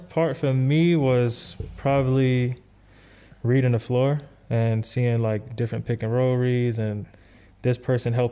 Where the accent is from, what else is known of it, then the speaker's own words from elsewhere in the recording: New York, United States; I'm from New York, bro. So, so I mean, like isolation. I feel like I grew up, you know, playing like